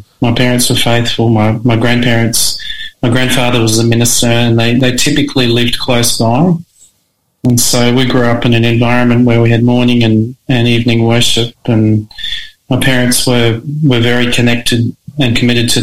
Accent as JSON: {"language": "English", "region": "Queensland", "country": "Australia", "tie": "born or raised there", "also_born_or_lived": "Newcastle / Townsville", "moved": "as an adult", "said": "I grew up in Queensland until I went to Avondale"}